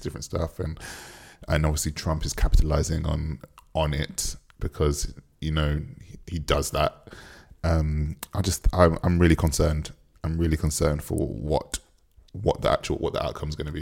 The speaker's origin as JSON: {"language": "English", "country": "Jamaica", "said": "as a Jamaican"}